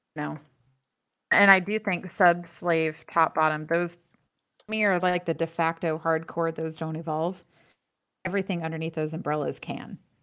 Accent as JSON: {"language": "English", "region": "Florida", "country": "United States", "tie": "born or raised there", "moved": "yes", "lives_now": "Los Angeles, United States", "said": "growing up in Florida where equestrian everything is big"}